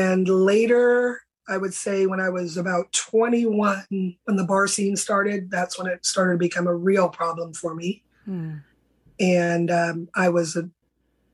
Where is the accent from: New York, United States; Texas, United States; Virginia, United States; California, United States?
California, United States; San Francisco Bay Area; I grew up in California, a little small Bay Area, San Francisco Bay Area.